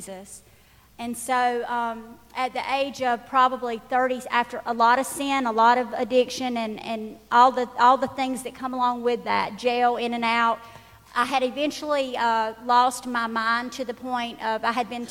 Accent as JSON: {"language": "English", "area": "Dodge County", "region": "Georgia", "country": "United States", "said": "I'm actually from Dodge County"}